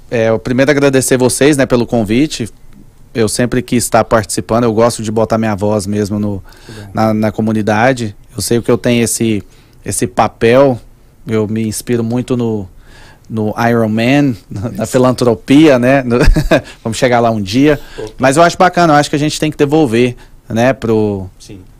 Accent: Manaus, Amazonas, Brazil; porque eu sou de Manaus

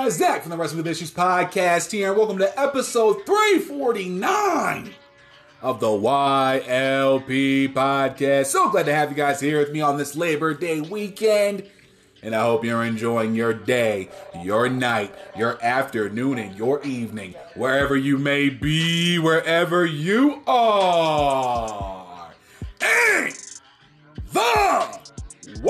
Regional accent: Toms River, New Jersey, United States; moved away; Where I'm from, where I live in Toms River, is a bit of a drive in and of itself

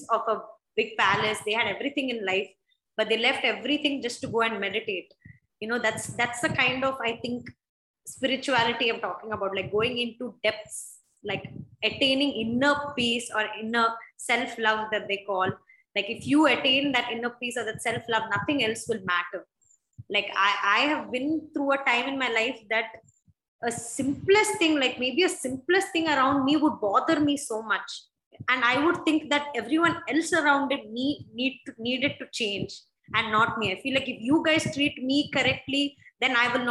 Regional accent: Mangalore, Karnataka, India; also born or lived in Bangalore; I am from Mangalore, and Mangalore is a very small city where everybody knows everyone.

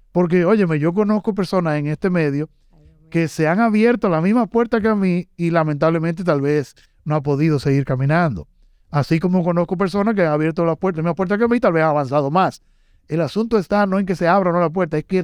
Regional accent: Santiago de los Caballeros, Santiago, Dominican Republic; Yo soy de Santiago

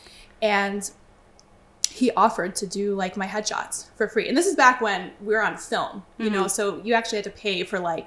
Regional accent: Chicago, Illinois, United States; moved away as an adult; also born or lived in Brooklyn, New York; now in Long Island, United States; Originally, I'm from Chicago. But I moved to New York when I was 19 years old

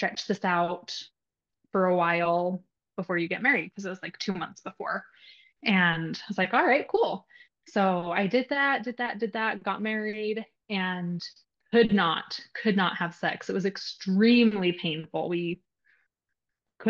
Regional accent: Utah, United States; moved away as an adult; now in Nevada, United States; I grew up in Utah, which I love Utah.

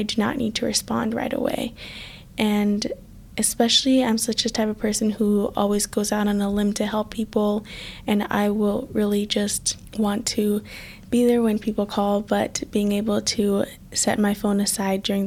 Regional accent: United States; growing up in America

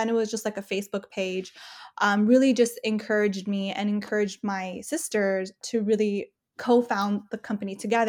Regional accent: California, United States; I mean, I kind of grew up all over Southern California. So my family kind of always moved. So I never really stayed in one specific city. So I would go from like Inland Empire. For a while, we lived in LA. For a while, we lived in Orange County.

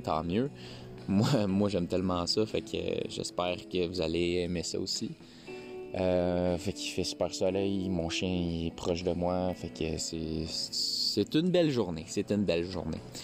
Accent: Quebec, Canada; on est québécois

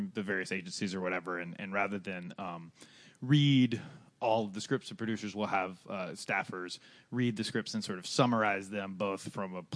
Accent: North Carolina, United States; moved away as an adult; now in Los Angeles, United States; I grew up in North Carolina and moved

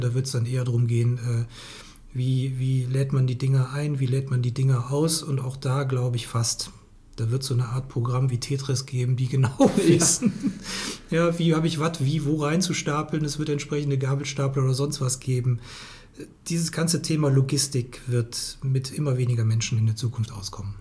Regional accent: Cologne, North Rhine-Westphalia, Germany; als Kölner

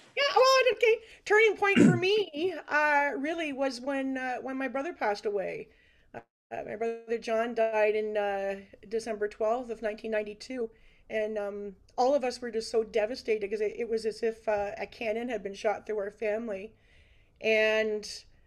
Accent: Brantford, Ontario, Canada; I'm a Brantford resident uh, most of my life. I actually live in the exact same house that I was born in up on Martin Ave

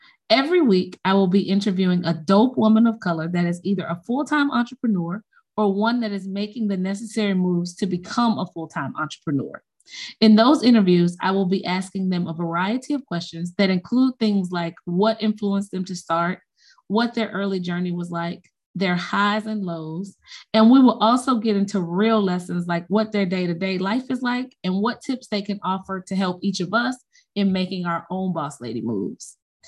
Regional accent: Chicago, Illinois, United States; now in Athens, United States; I was born in Chicago and grew up on the west side of the city.

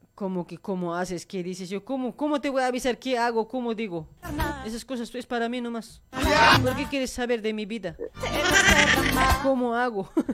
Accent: Bolivia; also born or lived in Luribay; now in Argentina; Somos bolivianos con orgullo

